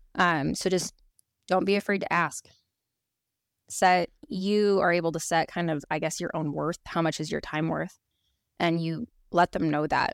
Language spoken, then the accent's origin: English; Oregon, United States; now in Kenai, United States; I grew up in Oregon